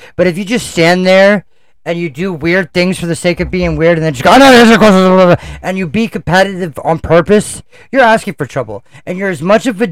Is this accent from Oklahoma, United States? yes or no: no; Baltimore, Maryland, United States; also born or lived in New York; I was born in New York, raised in Baltimore